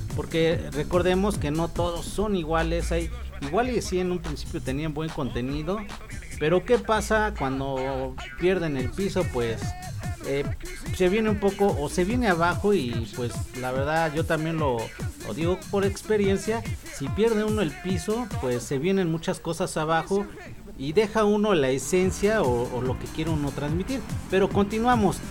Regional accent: Mexico; como mexicanos

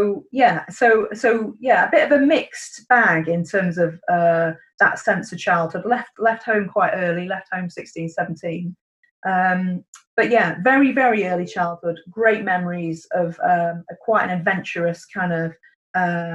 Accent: Cheshire, North West England, United Kingdom; I was brought up in Cheshire, very rural upbringing

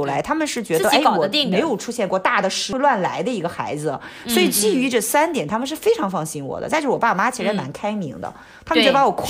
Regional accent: Hong Kong; 就不是那种啊会觉得我是香港人呀，我有点厉害呀，或者什么瞧不起大陆

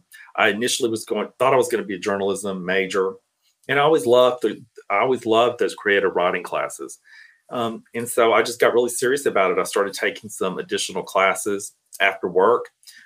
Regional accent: Cairo, Georgia, United States; moved away as an adult; now in Atlanta, United States; So I grew up in Southwest Georgia, a small town called Cairo, Georgia. It's spelled like Cairo, Egypt, but people are really particular about how you pronounce it down south. I moved to Atlanta in 2000.

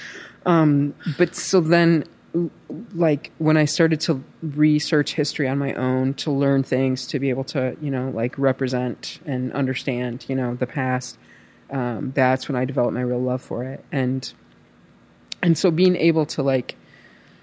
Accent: Michigan, United States; from Michigan.

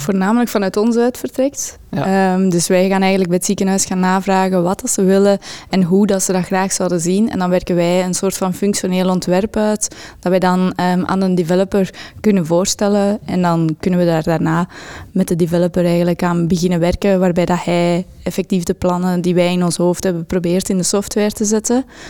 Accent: Dendermonde, Flanders, Belgium; also born or lived in Ghent; Ik kom uit Dendermonde, de stad van trots bij ehm, ik woon ook geregeld in Gent nu

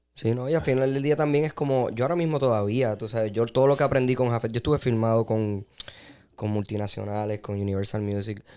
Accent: Puerto Rico; Soy boricua

